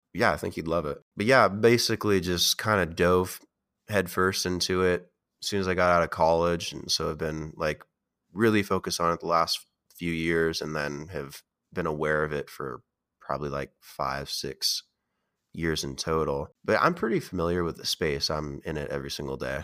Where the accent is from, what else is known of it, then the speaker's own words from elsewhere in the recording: Oregon, United States; also born or lived in Las Vegas, Nevada; I grew up in Oregon